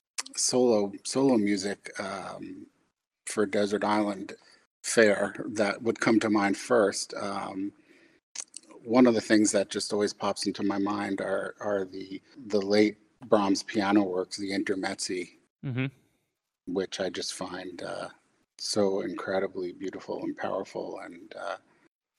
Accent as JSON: {"language": "English", "town": "White Plains", "region": "New York", "country": "United States", "tie": "born or raised there", "moved": "yes", "lives_now": "Dallas, United States", "said": "I grew up in White Plains, New York"}